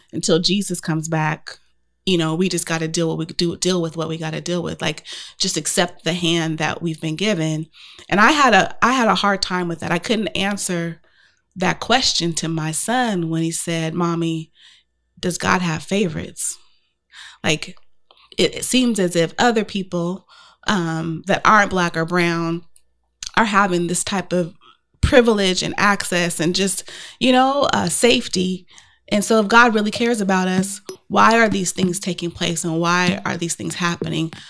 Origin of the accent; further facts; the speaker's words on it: Portland, Oregon, United States; I grew up in Portland, Oregon with over two hundred family members